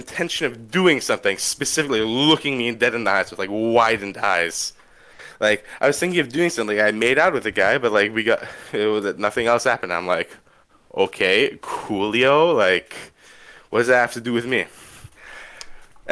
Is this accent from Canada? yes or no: yes; Canada; I'm Canadian